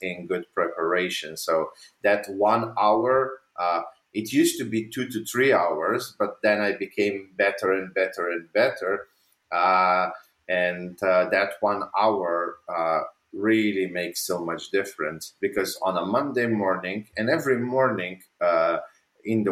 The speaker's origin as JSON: {"language": "English", "country": "Slovenia", "moved": "yes", "said": "I come from Slovenia. I'm not living there anymore, but I'm from Slovenia."}